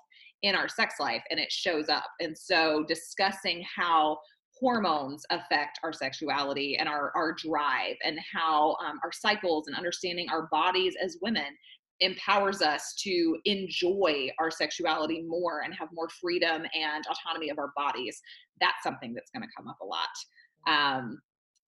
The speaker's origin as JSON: {"language": "English", "area": "the Bible Belt", "region": "the South", "country": "United States", "tie": "born or raised there", "said": "I was raised in the South, in the Bible Belt"}